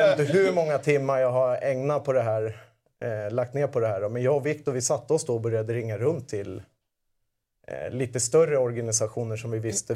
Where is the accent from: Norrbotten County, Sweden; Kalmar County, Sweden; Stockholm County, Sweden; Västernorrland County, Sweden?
Stockholm County, Sweden; Södertälje; jag kommer från Södertälje